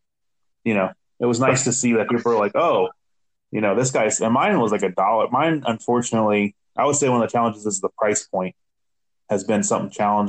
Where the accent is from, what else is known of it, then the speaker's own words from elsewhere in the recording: Cincinnati, Ohio, United States; moved away as an adult; now in Cleveland, United States; I'm from Cincinnati